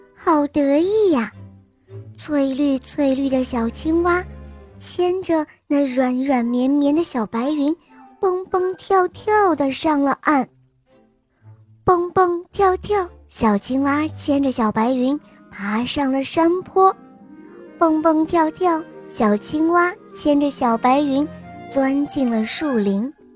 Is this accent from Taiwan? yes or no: no; Yantai, Shandong, China; 今年六岁了，我来自烟台